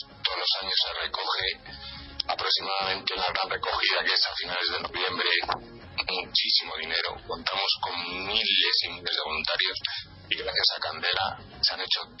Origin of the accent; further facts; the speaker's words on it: Argentina; como argentino